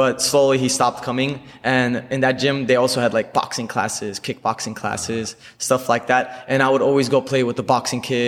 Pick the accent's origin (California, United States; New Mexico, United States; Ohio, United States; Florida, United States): California, United States; Glendale; also born or lived in Hollywood / South Central Los Angeles / Sylmar; grew up in Glendale most of my life